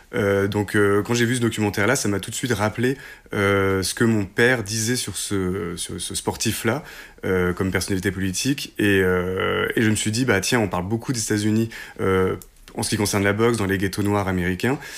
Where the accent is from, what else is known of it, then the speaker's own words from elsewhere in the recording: Hérouville-Saint-Clair, Normandy, France; Nous, on est originaire d'Hérouville-Saint-Clair, qui est une petite banlieue à côté de Caen